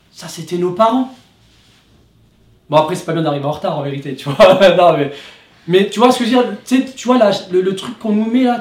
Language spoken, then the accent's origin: French; France; J'ai dû lui rappeler que j'avais le droit à la négligence en tant que Français.